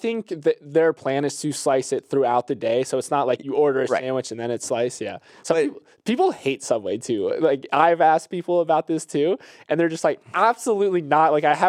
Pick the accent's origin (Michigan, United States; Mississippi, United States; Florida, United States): Florida, United States; And I'm a summer guy. I'm from Florida, but even this it's a little too hot for me.